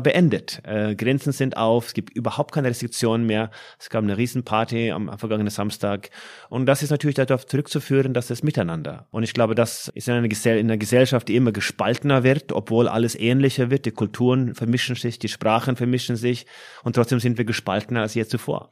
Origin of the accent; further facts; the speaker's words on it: Norway; moved away as an adult; now in Frankfurt, Germany; meiner Heimat Norwegen